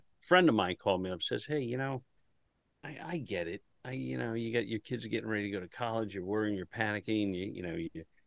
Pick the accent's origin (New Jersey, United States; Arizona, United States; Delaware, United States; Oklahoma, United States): Delaware, United States; I'm from Delaware